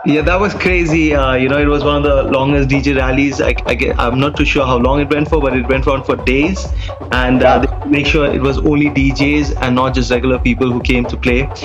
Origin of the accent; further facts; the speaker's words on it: Dubai, United Arab Emirates; I was born and raised in Dubai